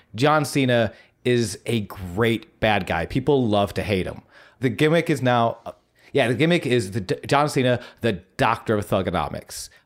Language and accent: English; Buffalo, New York, United States; moved away; I'm from Buffalo, New York